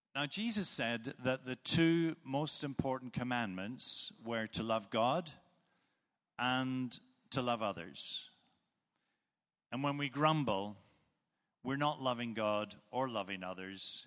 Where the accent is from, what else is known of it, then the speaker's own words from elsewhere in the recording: Northern Ireland, United Kingdom; moved away; Where I come from, and Many of you will know from my accent where I do come from. It's Northern Ireland